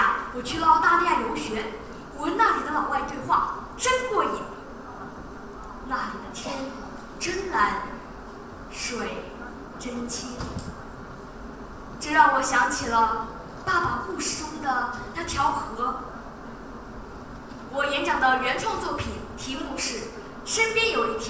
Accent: Guangzhou, Guangdong, China; 从小生活在广州的我，是幸福的，身边也有一条大河珠江穿肠而过。

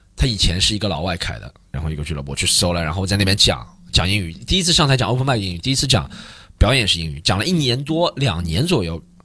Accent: China; 都是我们中国人

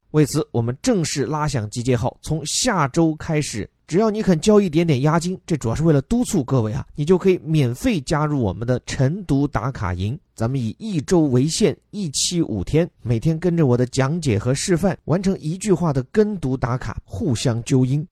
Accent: Sichuan, China; 身为一个四川人

